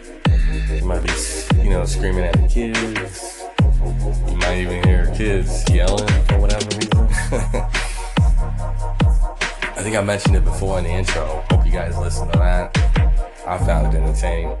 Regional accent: Texas, United States; I am from Texas. I am in Texas right now.

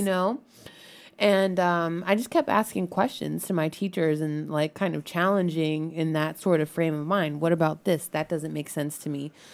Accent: Maryland, United States; now in Washington, D.C., United States; I grew up in Maryland

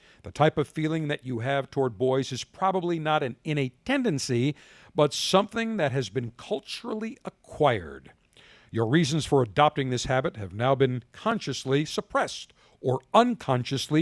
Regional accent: the North, United States; moved away; I'm a Northerner originally

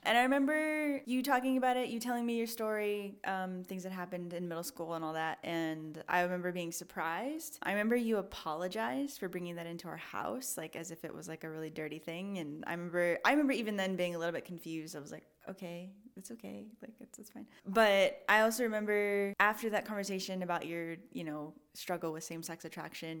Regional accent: Portland, United States; I grew up in Portland

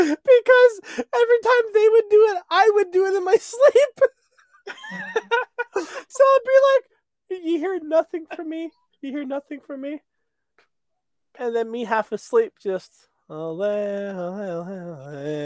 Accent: Canada; I'm a Canadian

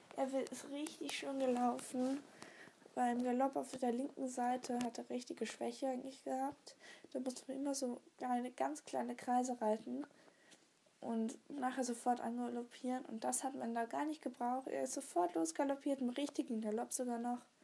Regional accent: Switzerland; Tockenburg ist bei uns in der Schweiz

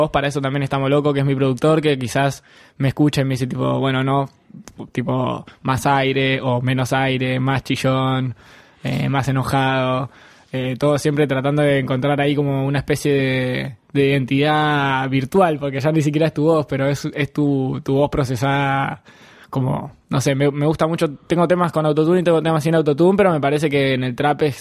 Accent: Lanús, Buenos Aires Province, Argentina; also born or lived in San Martín / Escobar / Colegiales; yo soy de Lanús, y he vivido por todos lados.

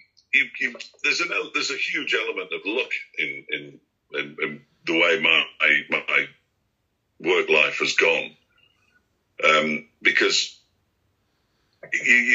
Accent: Yorkshire and the Humber, United Kingdom; moved away as an adult; also born or lived in Bolton / Halifax; I grew up in East Yorkshire.

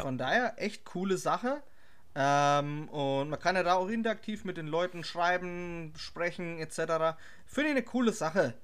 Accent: Herzogenaurach, Bavaria, Germany; Ich als Herzogenauracher

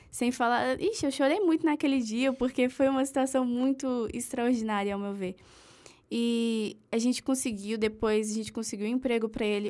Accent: Brasília, Federal District, Brazil; eu sou de Brasília

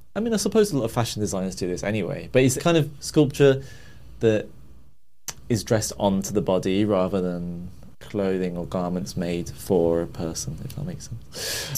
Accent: Birmingham, West Midlands, United Kingdom; moved away as an adult; now in London, United Kingdom; I grew up in Birmingham from a very sort of working class family.

